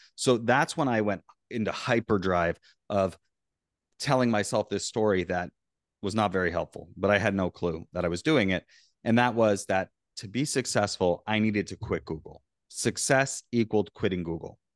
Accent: Florida, United States; I grew up in Florida

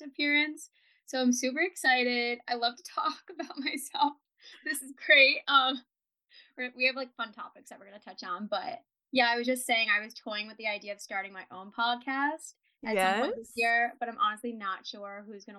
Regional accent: New Jersey, United States; moved away as an adult; also born or lived in San Diego; I grew up in New Jersey and I decided to move out to San Diego for college

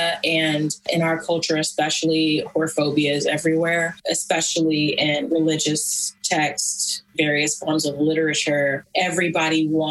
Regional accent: Atlanta, Georgia, United States; now in Los Angeles, United States; I'm from Atlanta

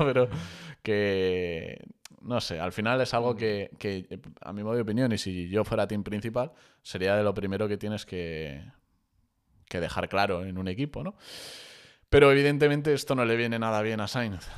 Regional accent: Spain; como españoles que somos

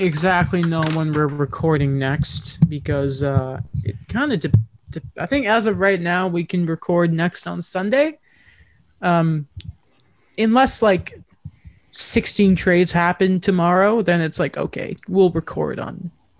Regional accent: Canada; This is one of those times of the year where I'm like, no, I'm not British, I'm Canadian.

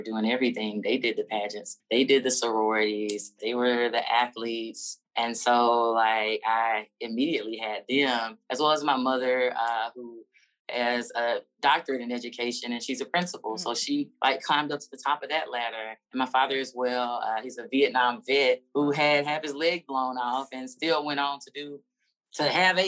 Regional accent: Alabama, United States; moved away; I grew up privileged and in Alabama.

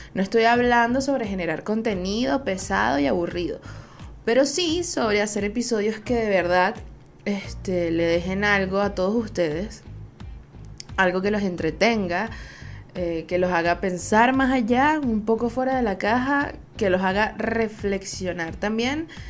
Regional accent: Venezuela; Soy una jeva de Venezuela

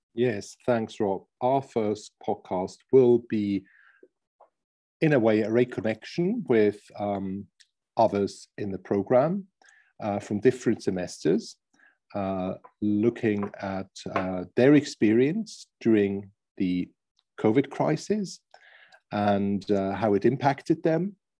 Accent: Switzerland; I'm from Switzerland, half German as well.

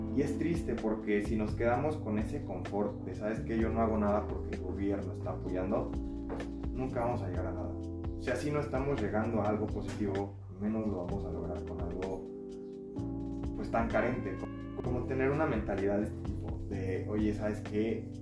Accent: Mexico; nos llevamos como mexicanos

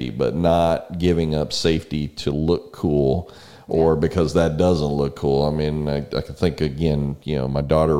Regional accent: San Antonio, Texas, United States; now in College Station, United States; We grew up in San Antonio.

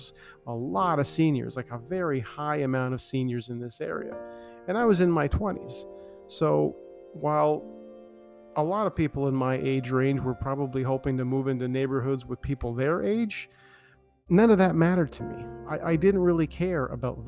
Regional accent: Toronto, Ontario, Canada; I grew up in Scarborough

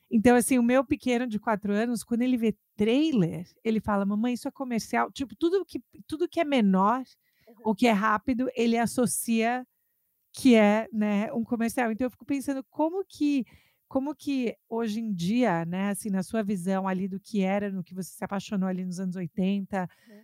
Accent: São Paulo, Brazil; moved away as an adult; also born or lived in New York; now in Massachusetts, United States; São Paulo, de onde eu sou

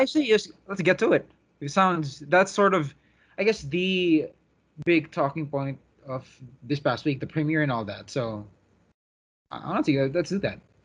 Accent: Philippines; as a Filipino

